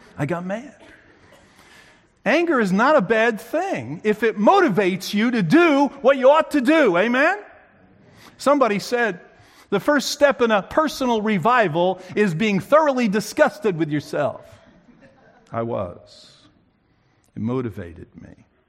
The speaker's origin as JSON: {"language": "English", "region": "New Jersey", "country": "United States", "tie": "born or raised there", "moved": "yes", "said": "I grew up in New Jersey, where people talk fast"}